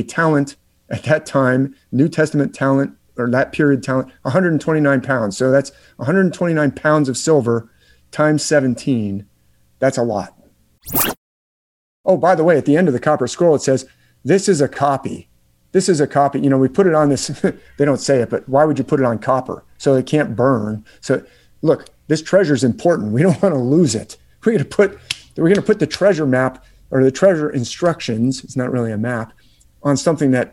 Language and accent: English; San Mateo, California, United States; I grew up in San Mateo, California, which is in the Bay Area